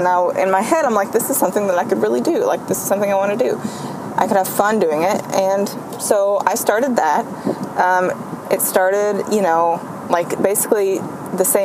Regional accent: Central Kentucky, United States; I'm from Kentucky. I do everything out of Kentucky, Central Kentucky.

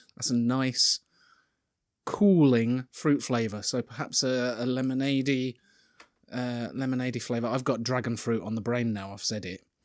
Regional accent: Yorkshire and the Humber, United Kingdom; I'm from Yorkshire

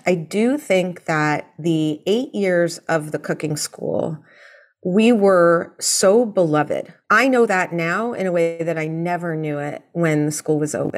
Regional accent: New York City, New York, United States; I grew up in New York City

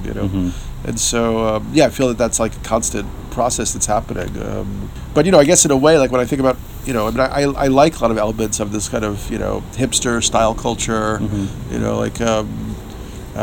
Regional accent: New York, United States; I'm a New Yorker, so I've spent 50 years of life in New York

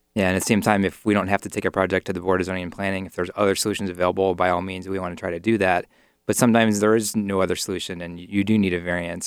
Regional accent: near Cleveland, Ohio, United States; my hometown near Cleveland

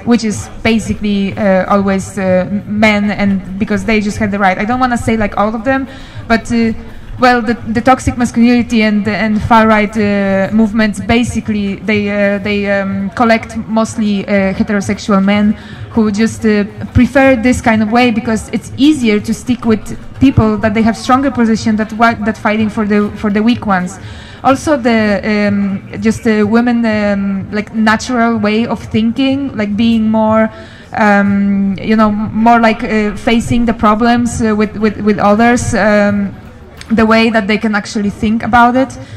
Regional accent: Poland; moved away as an adult; now in Denmark; I'm from Poland. I live in Denmark three years right now

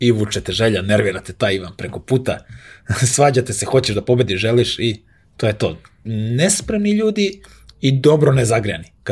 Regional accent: Belgrade, Serbia

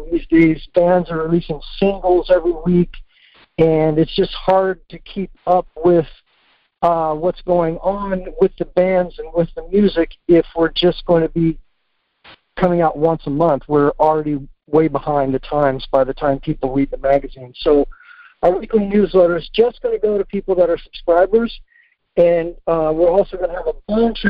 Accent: Washington, District of Columbia, United States; also born or lived in Annapolis, Maryland; I grew up in the Washington, D.C. area

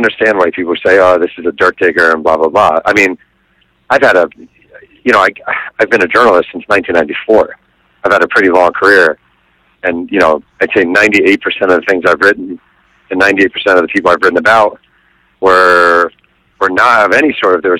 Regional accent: New York, United States; I mean, I grew up in New York, right in that era. I mean, that was my boyhood.

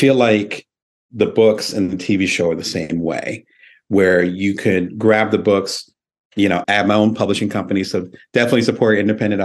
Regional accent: Lansing, Michigan, United States; moved away as an adult; also born or lived in Detroit, Michigan; now in Las Vegas, United States; I had my childhood in Michigan, which I forgot to mention. So I grew up in Lansing

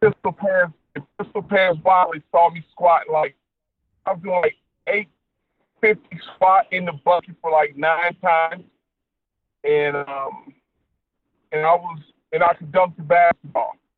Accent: Detroit, Michigan, United States; I grew up in Detroit, Michigan

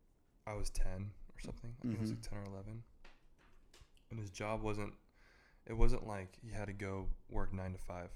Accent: New Jersey, United States; moved away; I grew up in New Jersey

